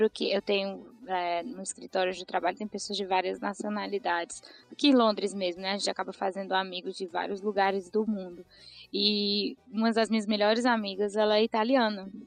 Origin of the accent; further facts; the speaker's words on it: Tianguá, Ceará, Brazil; accent: mega carregado (Cearense); also born or lived in São Paulo, Brazil; now in London, United Kingdom; eu sou natural lá do interior do Ceará, de uma cidadezinha chamada Tianguá, perto da terra do Didi.